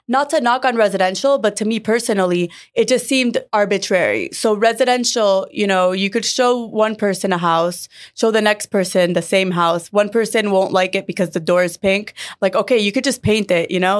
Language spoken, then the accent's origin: English; Miami, Florida, United States; I grew up in Miami and I grew up around the industry.